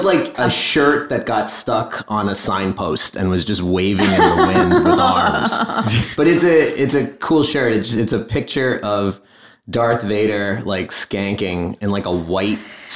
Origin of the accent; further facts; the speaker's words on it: Caldwell, New Jersey, United States; Northern New Jersey in the Caldwell area.